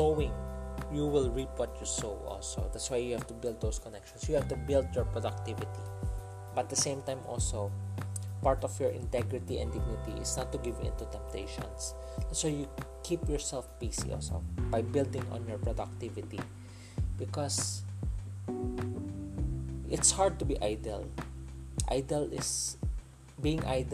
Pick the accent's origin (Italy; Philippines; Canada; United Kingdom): Philippines; I'm a Filipino, so I use Tagalog word